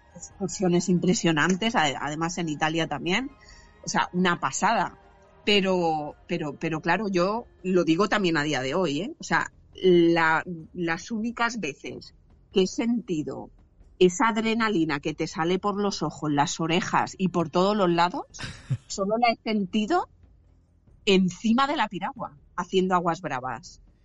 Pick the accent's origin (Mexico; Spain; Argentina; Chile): Spain; San Vicente del Raspeig, Valencian Community; moved away as an adult; now in Carcaixent, Spain; soy de San Vicente del Raspech, soy alicantina, pero vivo actualmente, pues vivo hace unos siete años aproximadamente